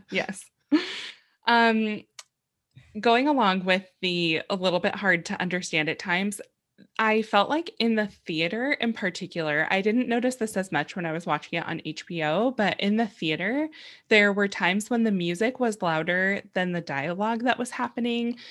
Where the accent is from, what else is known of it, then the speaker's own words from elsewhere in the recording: San Diego, California, United States; I grew up in San Diego